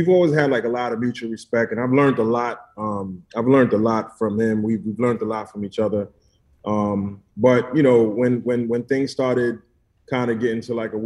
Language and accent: English; New York City, New York, United States; now in Miami, United States; I'm originally from Brooklyn.